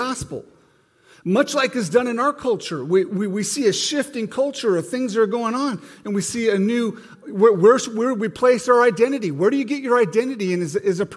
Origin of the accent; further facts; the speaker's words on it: Montana, United States; Growing up in Montana, you know, it's a pretty conservative state